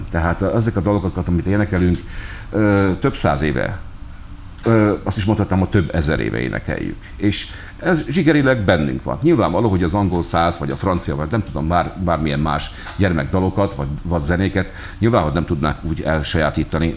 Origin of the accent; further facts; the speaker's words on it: Hungary; vagyunk mi magyarok